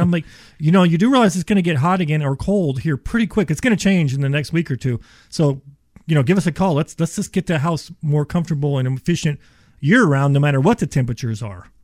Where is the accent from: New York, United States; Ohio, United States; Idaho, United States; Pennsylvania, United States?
Ohio, United States; I am from Ohio.